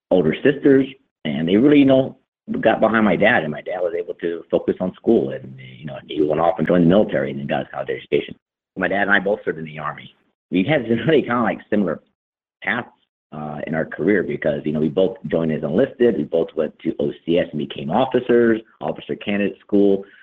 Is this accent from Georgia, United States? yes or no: no; Texas, United States; born or raised there